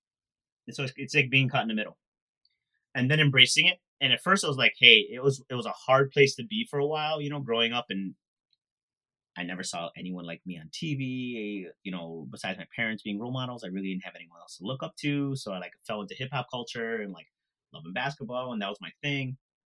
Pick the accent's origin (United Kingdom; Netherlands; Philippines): Philippines; Even though I'm Filipino and shrimp paste is such a big deal to me.